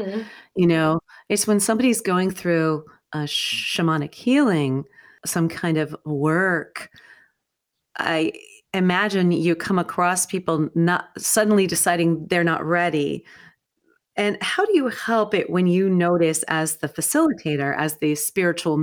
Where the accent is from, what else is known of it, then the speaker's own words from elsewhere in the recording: United States; I would say you and I both identify as white American women